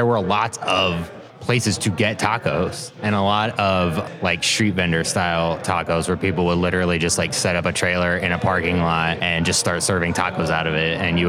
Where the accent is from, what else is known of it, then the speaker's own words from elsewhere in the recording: Georgia, United States; Paula Deen was on TV. Like, yeah, everybody in Georgia knows Paula Deen's recipes.